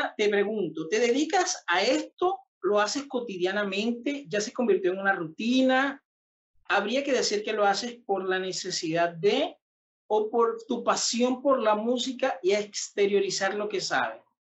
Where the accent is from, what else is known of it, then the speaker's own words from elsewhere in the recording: Venezuela; somos venezolanos, de que somos de una misma tierra